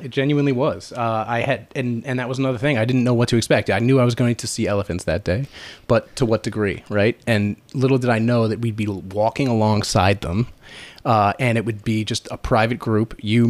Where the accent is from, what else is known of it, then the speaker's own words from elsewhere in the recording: Long Island, New York, United States; moved away as an adult; now in Boston, United States; Yeah. I grew up in New York on Long Island and came to Boston when I was 18 to go to college